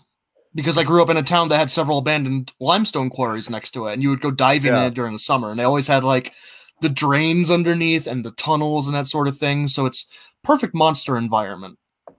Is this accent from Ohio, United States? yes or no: yes; Ohio, United States; I grew up in Ohio